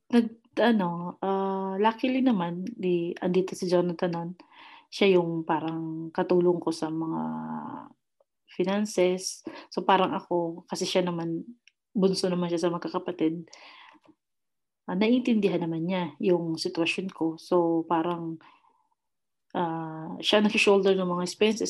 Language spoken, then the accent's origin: Tagalog; Pinamalayan, Mimaropa, Philippines; moved away as an adult; I I grown up in Pinamalayan and uh, in the city eh, in the province of Oriental Mindoro